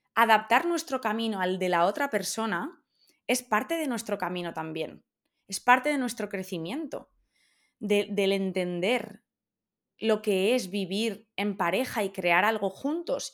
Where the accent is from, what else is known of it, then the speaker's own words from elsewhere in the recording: Valencia, Valencian Community, Spain; moved away as an adult; also born or lived in Australia; now in London, United Kingdom; yo soy de Valencia y vivimos en Londres. Y yo llevo muchos años fuera y me apetece volver a casa